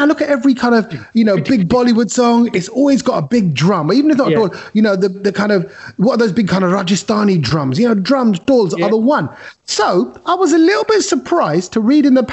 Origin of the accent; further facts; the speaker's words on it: London, United Kingdom; we were growing up in East Ham